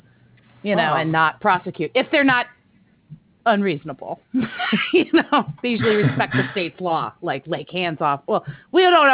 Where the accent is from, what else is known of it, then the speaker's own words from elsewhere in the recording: United States; Typical American